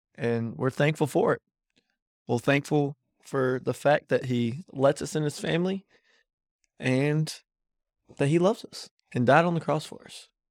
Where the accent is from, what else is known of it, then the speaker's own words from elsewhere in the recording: Davidson County, North Carolina, United States; I'm from North Carolina